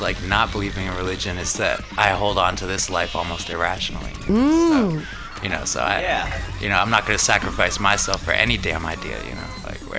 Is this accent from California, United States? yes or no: yes; California, United States; that's me having the luxury of that opinion growing up in California.